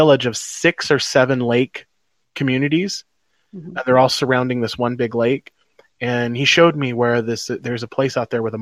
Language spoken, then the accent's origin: English; United States; I'm an American.